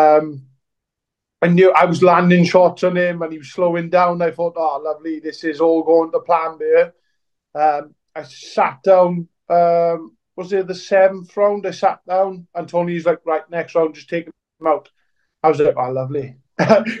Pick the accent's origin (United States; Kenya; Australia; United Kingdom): United Kingdom; Welsh, Wales; me being Welsh